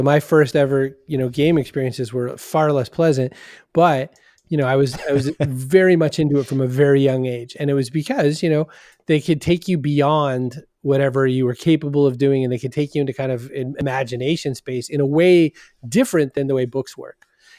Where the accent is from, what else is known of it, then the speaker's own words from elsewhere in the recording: Maine, United States; born there; now in Boston, United States; Well, so I was born in Maine and then I came down here and I liked neither accent.